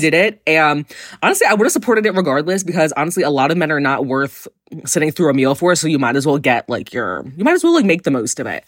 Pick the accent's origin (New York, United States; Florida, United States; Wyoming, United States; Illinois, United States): New York, United States; I'm gay and from New York